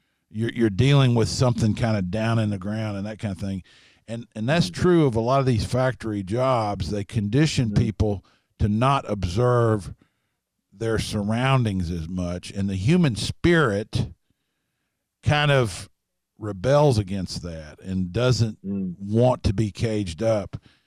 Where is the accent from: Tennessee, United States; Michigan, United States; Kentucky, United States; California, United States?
Kentucky, United States; Lexington; also born or lived in Harlan; I noticed studying where I'm from originally, I live in Lexington and have for most of my life, but I was born in Harlan, and I keep referring to it because it marked me, you know.